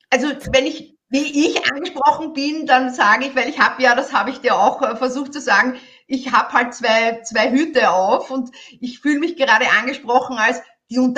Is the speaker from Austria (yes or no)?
yes; Vienna, Austria; Äh, ich möchte das als Wienerin, ich bin Wienerin, sagen, es geht immer ums Eingemachte